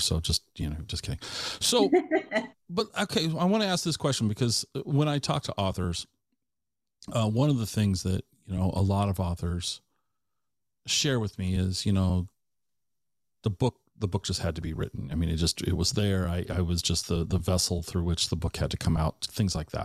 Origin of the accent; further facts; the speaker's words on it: Tacoma, Washington, United States; I grew up in the Tacoma area